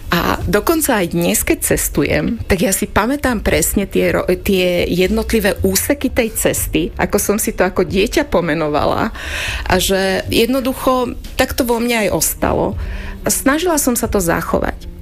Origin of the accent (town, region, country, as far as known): Lučenec, Banská Bystrica Region, Slovakia; born or raised there; Slovak is a second language; also born or lived in Gemerská Panica